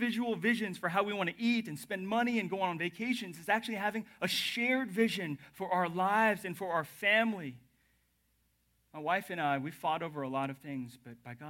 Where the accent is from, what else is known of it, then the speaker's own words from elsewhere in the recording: the South, United States; moved away; I'm from the South